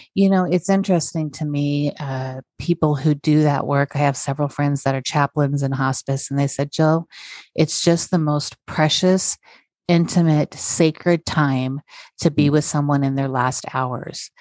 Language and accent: English; North Idaho, United States; also born or lived in South Korea; am from um, North Idaho. I was born okay. in Korea and then adopted. Um, mm-hmm. and I ended up in North Idaho